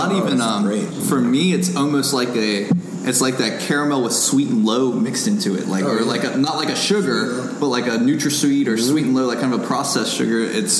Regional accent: Northern Kentucky, United States; where I grew up in Northern Kentucky.

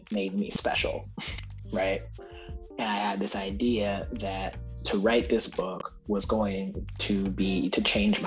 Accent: the American North, United States; now in Mississippi, United States; being a Northerner who like travels and like travels to and lives in the American South

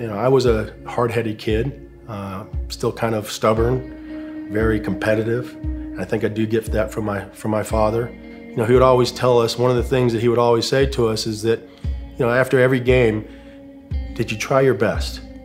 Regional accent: Phoenix, Arizona, United States; moved away as an adult; now in Charlotte, United States; we were in Phoenix, Arizona, which is where I'm originally from, in front of my home crowd, uh, my hometown

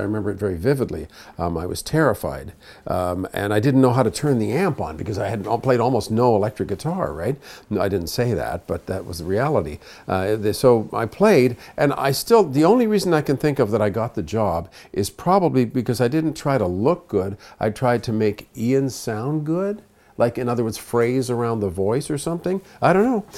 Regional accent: Toronto, Ontario, Canada; also born or lived in Montreal; We basically vibrated between Montreal and Toronto and settled in Toronto when I was about four and a half

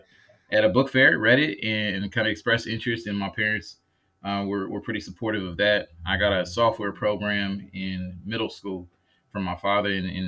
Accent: Dallas, Texas, United States; now in Columbus, United States; I'm originally from Dallas, Texas.

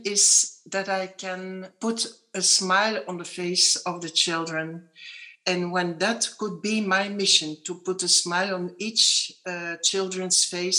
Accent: DR Congo; born there; English is a second language; that's my little wink, because I was born in Congo

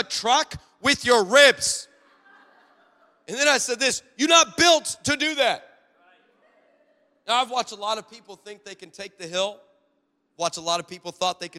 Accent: Los Angeles, California, United States; I'm from Los Angeles

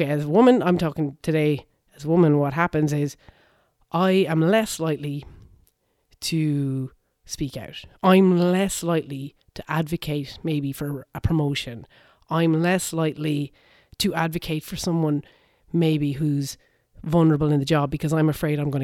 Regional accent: Ireland; I'm 42. I grew up in Ireland.

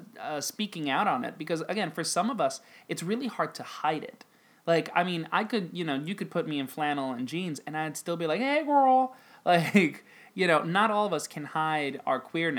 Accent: Dominican Republic; But I grew up in the Dominican Republic, and so, like, I grew up with a very different perspective

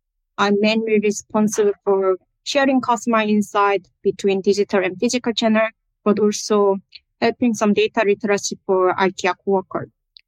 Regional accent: South Korea; moved away as an adult; also born or lived in Middle East and North Africa; now in Sweden; I'm from South Korea, but living in Sweden like a bit more than 2 years.

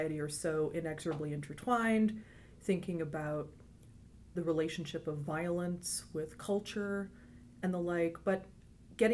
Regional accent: Eastern Ontario, Canada; moved away; I'm from Canada originally

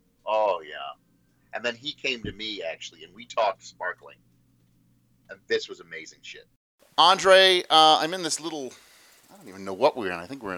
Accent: Australia; Well, yes, but we have to call it Shiraz because we're Australian.

